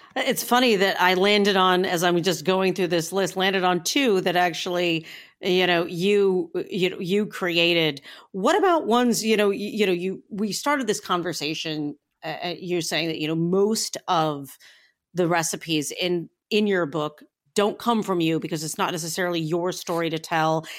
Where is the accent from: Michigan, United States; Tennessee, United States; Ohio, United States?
Ohio, United States; Northeastern; I come from Northeastern Ohio